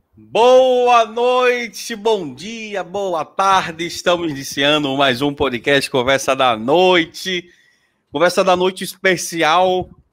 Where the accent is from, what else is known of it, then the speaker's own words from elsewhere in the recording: Aracaju, Sergipe, Brazil; Sou daqui de Aracaju